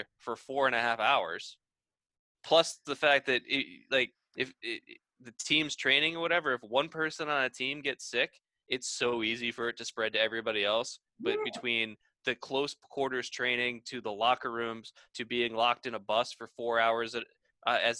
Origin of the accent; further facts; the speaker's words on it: the North, United States; now in the South, United States; I'm from the North